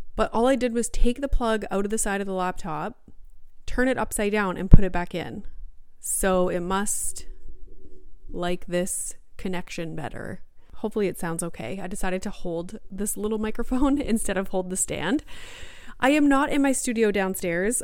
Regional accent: Sudbury, Ontario, Canada; moved away as an adult; now in Greater Toronto Area, Canada; I grew up in Sudbury

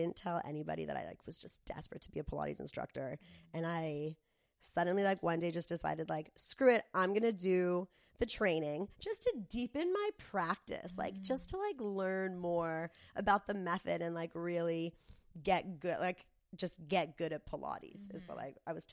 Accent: Del Mar, California, United States; growing up in Del Mar

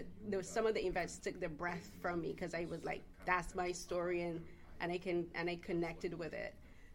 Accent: Barbados; now in Canada; I myself am an immigrant. I'm from Barbados. So I've been living in Canada for a while

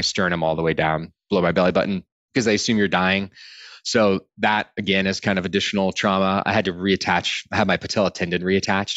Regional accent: Austin, Texas, United States; I grew up in Austin, Texas

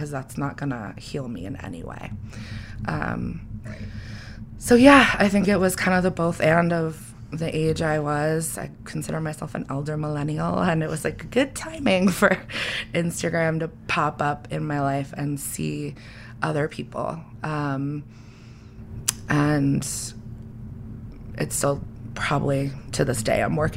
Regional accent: New England, United States; I grew up in New England where for some reason almost everyone looks the fucking same

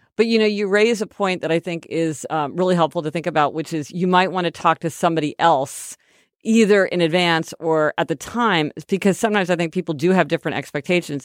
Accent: Kansas City, Missouri, United States; We're from Kansas City, Missouri

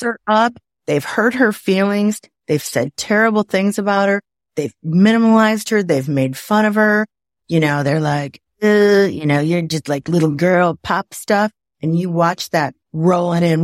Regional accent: Waukegan, Illinois, United States; also born or lived in Napa Valley, California; now in Atlanta area, United States; I'm from Waukegan, Illinois

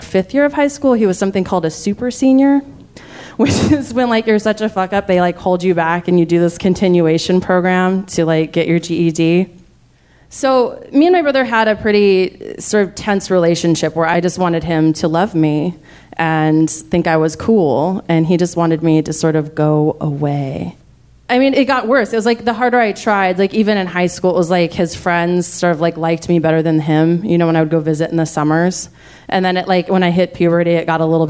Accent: United States; we're American

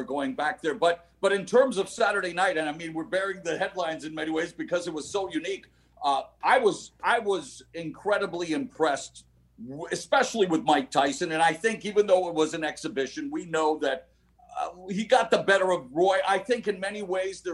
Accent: Vancouver, British Columbia, Canada; moved away; also born or lived in Toronto; I started my career at 16 in my hometown of Vancouver

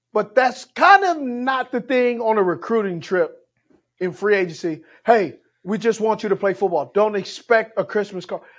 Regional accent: Los Angeles, California, United States; I grew up in Los Angeles, California. I grew up in the hood

